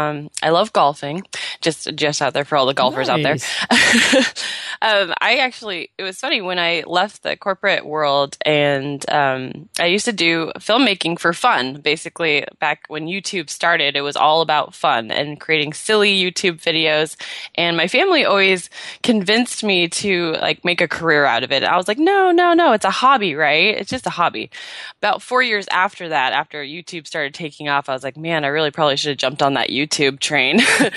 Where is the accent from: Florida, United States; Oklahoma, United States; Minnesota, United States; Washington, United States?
Washington, United States; Seattle; now in California, United States; And then I moved down to California in the end of April from Seattle. I was born and raised in Seattle.